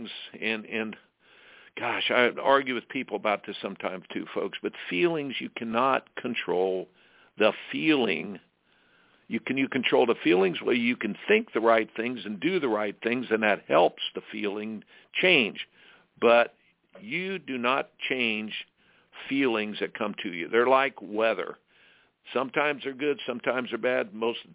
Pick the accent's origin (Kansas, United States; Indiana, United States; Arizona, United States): Indiana, United States; I grew up in Indiana playing basketball